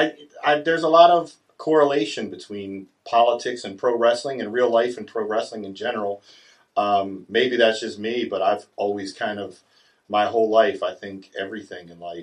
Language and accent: English; Catonsville, Maryland, United States; my whole family's from Catonsville. I grew up in Catonsville. All my friends are in Catonsville